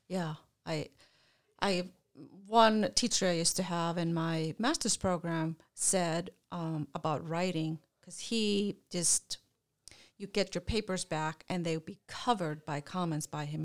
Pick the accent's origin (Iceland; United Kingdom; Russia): Iceland; moved away; I'm, I'm from Iceland originally.